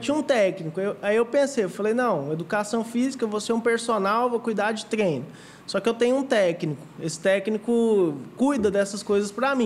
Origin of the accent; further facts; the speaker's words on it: Goiânia, Goiás, Brazil; eu sou aqui de Goiânia mesmo, uhum. tenho 28 anos e sempre fui um menino criado aqui